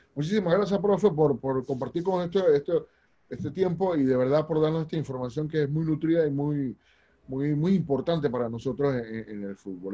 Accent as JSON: {"language": "Spanish", "country": "Panama", "said": "nosotros tenemos aquí como panameños normales"}